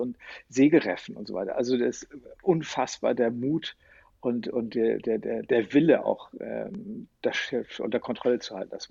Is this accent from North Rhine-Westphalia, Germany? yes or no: no; Hamburg, Germany; als Hamburger Jung